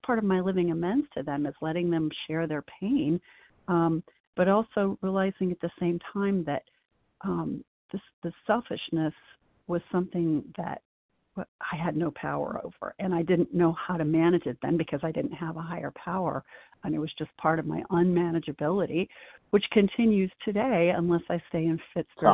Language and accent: English; Midwest, United States; now in North Carolina, United States; I grew up in the Midwest